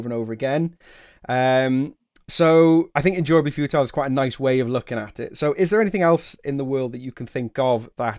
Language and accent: English; the Wirral, North West England, United Kingdom; I grew up on the Wirral, and Tranmere would be my proper local team